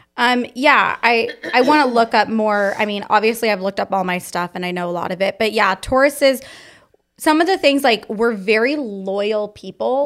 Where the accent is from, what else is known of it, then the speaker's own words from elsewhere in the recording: Fallbrook, California, United States; I was born in Fall Brook, California